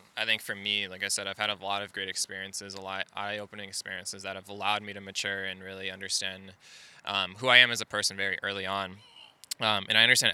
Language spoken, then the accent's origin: English; Naperville, Illinois, United States; I'm originally from suburbs of Chicago, Naperville, Illinois.